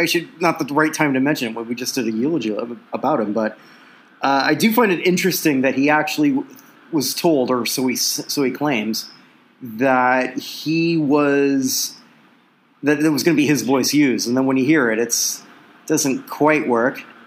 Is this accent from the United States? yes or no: no; Canada; accent: Canadian; it's my Canadian accent